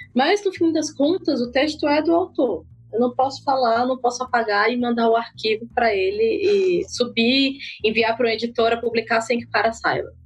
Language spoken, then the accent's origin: Portuguese; Ceará, Brazil; lá no meu país, Ceará